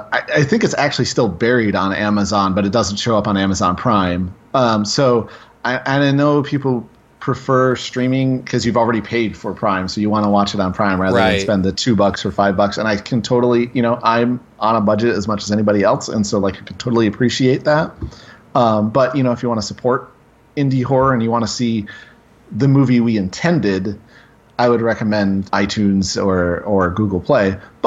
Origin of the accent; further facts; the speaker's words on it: Grand Rapids, Michigan, United States; it was made in Grand Rapids, Michigan," which is where I'm from.